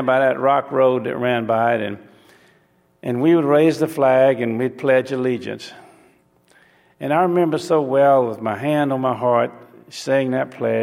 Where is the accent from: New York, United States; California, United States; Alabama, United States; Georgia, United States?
Alabama, United States; took me from the cotton fields of Alabama